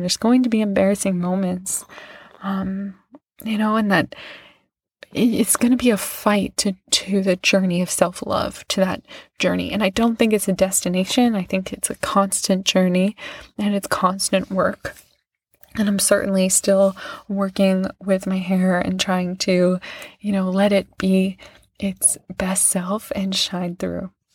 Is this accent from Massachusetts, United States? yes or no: yes; Lenox, Massachusetts, United States; I went to this, like, pretty fancy place where I grew up in Lenox, Massachusetts